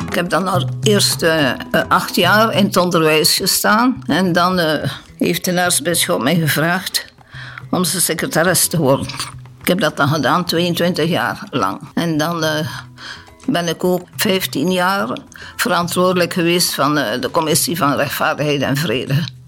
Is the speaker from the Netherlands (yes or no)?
no; Knokke, Flanders, Belgium; moved away as an adult; also born or lived in Congo / Cameroon; now in Heverlee, Belgium; Van afkomsten van knokken